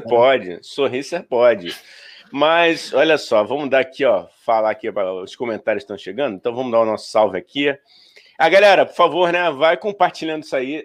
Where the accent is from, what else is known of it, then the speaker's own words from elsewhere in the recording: Rio de Janeiro, Brazil; eu sou carioca